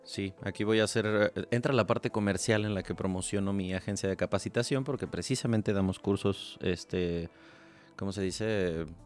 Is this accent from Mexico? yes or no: yes; Mexico